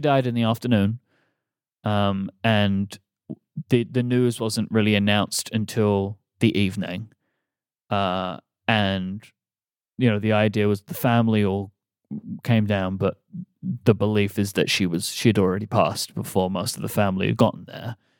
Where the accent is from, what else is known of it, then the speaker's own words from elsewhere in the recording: United Kingdom; moved away; as a British person